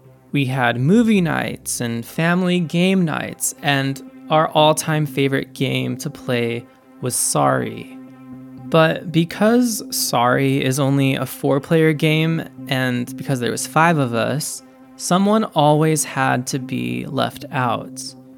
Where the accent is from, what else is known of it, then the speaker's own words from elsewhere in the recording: Highland, California, United States; more than just your typical suburb of LA. But to me, it's so much more than that. I actually loved growing up in Highland.